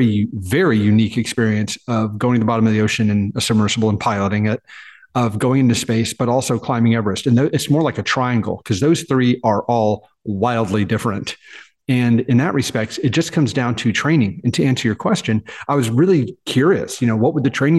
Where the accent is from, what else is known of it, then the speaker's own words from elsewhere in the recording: Dallas, Texas, United States; I was born and raised in Dallas, in Texas